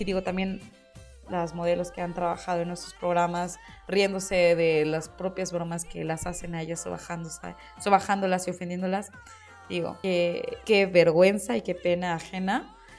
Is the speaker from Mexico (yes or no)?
yes; Mexico